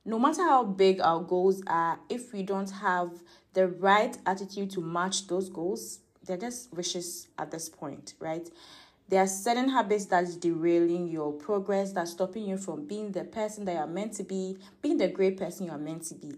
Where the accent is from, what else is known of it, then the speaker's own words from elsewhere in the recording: Ghana; my upbringing as a Ghanaian, as an African.